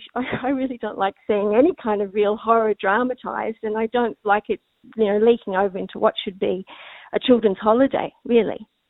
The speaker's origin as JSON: {"language": "English", "country": "Australia", "said": "I'm Australian. We didn't have Halloween growing up"}